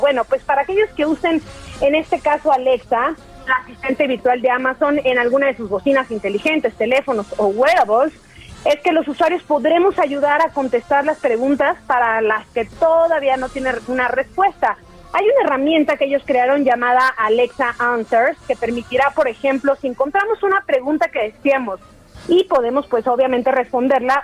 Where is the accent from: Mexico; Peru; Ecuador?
Mexico; Chiapas; Sigo aquí en mi tierra Chiapas, aquí en Casa Cafeólogo, ubicado en San Cristóbal de las Casas